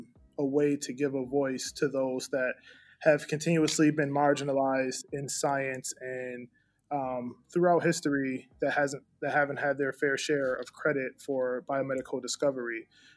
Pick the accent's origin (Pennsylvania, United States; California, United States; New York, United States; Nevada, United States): New York, United States; Buffalo; I'm from Buffalo, New York.